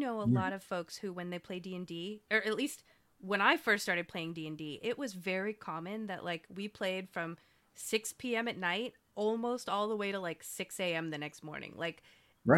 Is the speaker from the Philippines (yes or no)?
yes; Philippines; because I'm Filipino